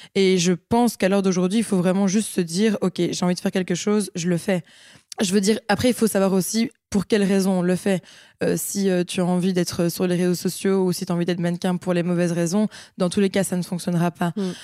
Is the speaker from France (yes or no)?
no; Liège, Wallonia, Belgium; j'ai 25 ans, je suis de Liège